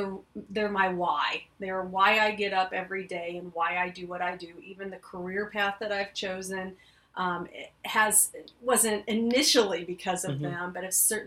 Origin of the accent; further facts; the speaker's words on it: Clinton, United States; come back to my hometown